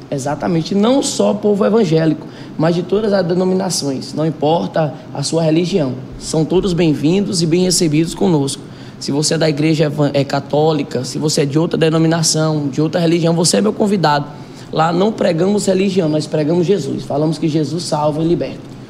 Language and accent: Portuguese; Iguatu, Ceará, Brazil; now in Cajazeiras, Brazil; eu não sou daqui da cidade de Cajazeiras, eu sou do Iguatu, Ceará